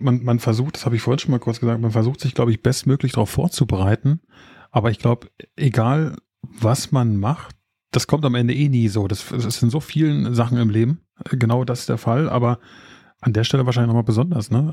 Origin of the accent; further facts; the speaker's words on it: Berlin area, Germany; Ich meine, ich komme ja aus der Ecke